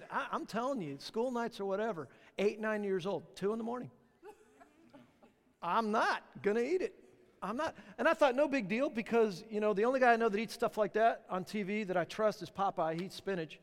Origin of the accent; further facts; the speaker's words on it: Southern California, United States; now in Charlotte, United States; I'm from Southern California